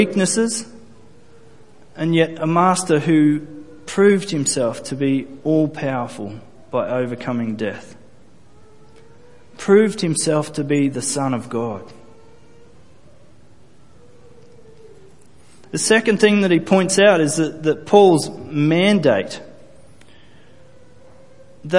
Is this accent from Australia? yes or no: yes; Australia; I'm not Jewish. I'm Australian, first and foremost. I was descended from Scottish people